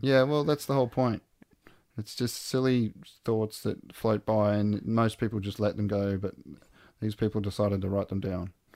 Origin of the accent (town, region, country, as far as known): Australia